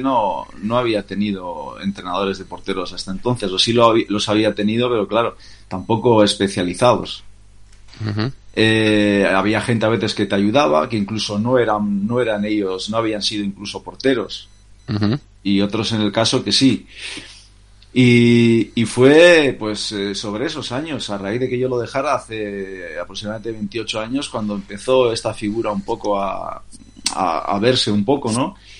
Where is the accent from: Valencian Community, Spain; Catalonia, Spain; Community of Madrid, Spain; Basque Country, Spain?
Basque Country, Spain; Bermeo; moved away; nací en Bermeo, un, pueblo pesquero de la provincia de, Vizcaya